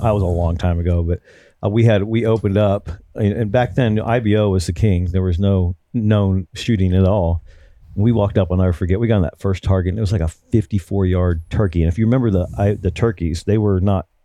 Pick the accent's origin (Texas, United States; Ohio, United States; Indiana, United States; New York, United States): Ohio, United States; Dayton; I'm from Dayton, Ohio